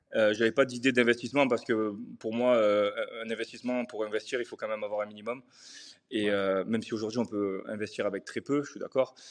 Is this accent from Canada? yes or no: no; Marseille, Provence-Alpes-Côte d'Azur, France; moved away as an adult; now in Dubai, United Arab Emirates; j'ai grandi à Marseille. Je suis né à Marseille, euh, dans les quartiers nord euh, de Marseille.